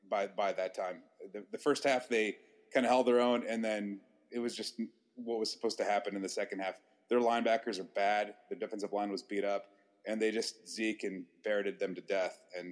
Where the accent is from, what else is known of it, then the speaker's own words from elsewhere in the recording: Columbus, Ohio, United States; moved away as an adult; also born or lived in Bloomington, Indiana / Iowa City, Iowa / Chicago, Illinois; now in New Jersey, United States; I live in New Jersey right now. I grew up in Columbus. I went to Ohio State. I also went to Indiana. I also lived for 5 years in Iowa City. I lived in Chicago.